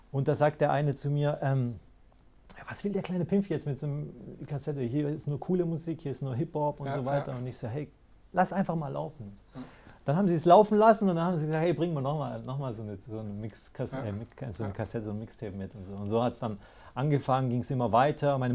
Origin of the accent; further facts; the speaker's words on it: Greece; now in Germany; ursprünglich komme ich ja aus, aus dem Griechenland.